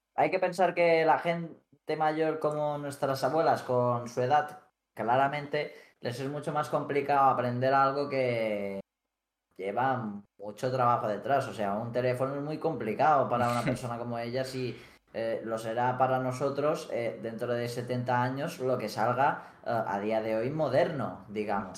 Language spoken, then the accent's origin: Spanish; Felanitx, Balearic Islands, Spain; Somos los dos de Mallorca. Yo concretamente soy de Felanich, un pueblo pequeñito.